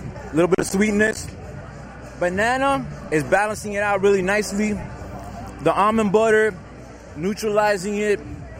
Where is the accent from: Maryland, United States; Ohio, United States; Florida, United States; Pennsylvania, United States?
Florida, United States; Miami; I'm from Miami, Florida.